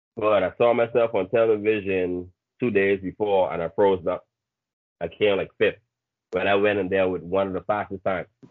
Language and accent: English; Bahamas; originally uh, born and raised in the Bahamas.